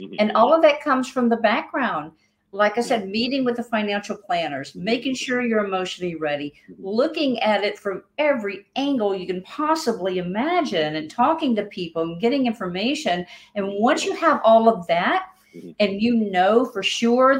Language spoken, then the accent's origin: English; Louisiana, United States; moved away; also born or lived in Rochester, New York / Philadelphia; I was born and raised in Louisiana.